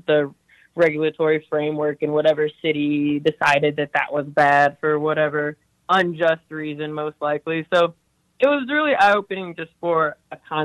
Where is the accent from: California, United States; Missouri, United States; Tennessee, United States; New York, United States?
Tennessee, United States; growing up in Tennessee